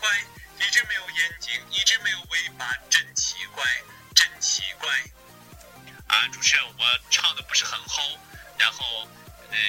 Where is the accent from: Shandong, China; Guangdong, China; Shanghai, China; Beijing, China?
Shandong, China; Qingdao; 我是青岛的，